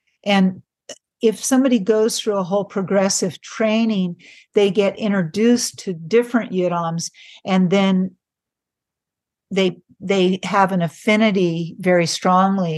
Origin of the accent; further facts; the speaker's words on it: San Francisco Bay Area, California, United States; I grew up in the San Francisco Bay Area in the 60s